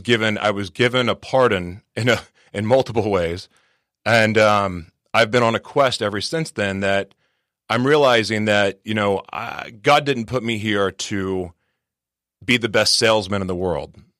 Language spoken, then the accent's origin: English; Oklahoma City, Oklahoma, United States; now in San Diego, United States; I'm originally from Oklahoma City, Oklahoma